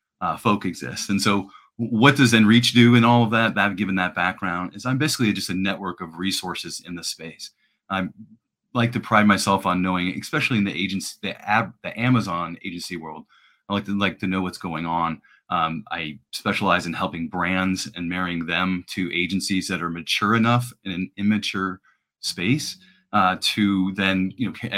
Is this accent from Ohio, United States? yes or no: yes; Cincinnati, Ohio, United States; also born or lived in Iowa; I'm in Cincinnati